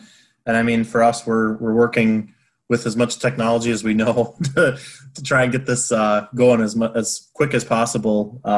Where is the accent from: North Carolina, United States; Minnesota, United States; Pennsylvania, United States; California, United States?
Minnesota, United States; Crystal; also born or lived in Ames, Iowa; now in St. Cloud, United States; grew up in Crystal, Minnesota, northwest suburbs of the Twin Cities.